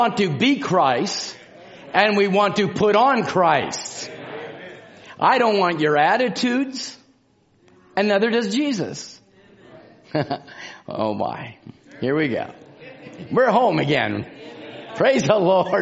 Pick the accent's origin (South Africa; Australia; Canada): Canada; I'm from Canada